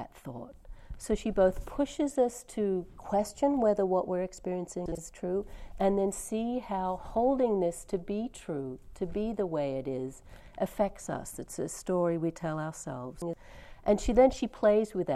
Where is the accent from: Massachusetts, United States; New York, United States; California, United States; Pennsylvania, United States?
California, United States; I'm from California